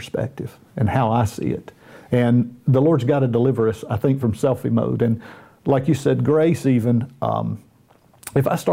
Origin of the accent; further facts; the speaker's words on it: the South, United States; accent: Southern; I was born and raised in the South in the United States. So I've got a little Southern accent.